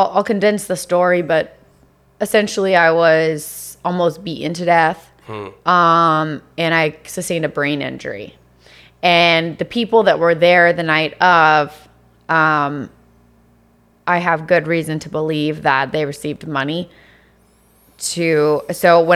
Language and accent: English; Virginia, United States; moved away as an adult; also born or lived in Los Angeles; now in Miami, United States; I'm from Virginia